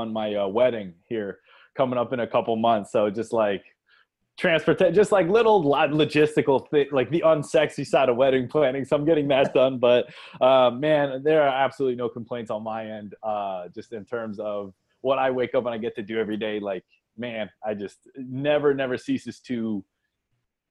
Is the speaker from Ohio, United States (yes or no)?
yes; Akron, Ohio, United States; I grew up in Akron, Ohio